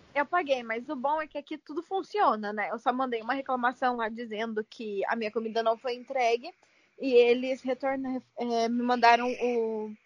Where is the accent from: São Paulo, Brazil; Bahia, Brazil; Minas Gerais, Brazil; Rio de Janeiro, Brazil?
São Paulo, Brazil; São José dos Campos; moved away as an adult; now in New Jersey, United States; eu sou de São José dos Campos e ainda moro em New Jersey, nos Estados Unidos